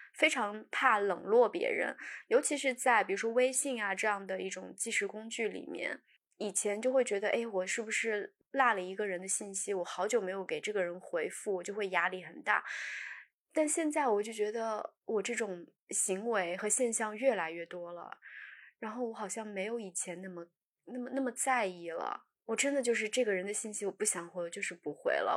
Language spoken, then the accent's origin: Chinese; northern China, China; moved away; 小的时候在北方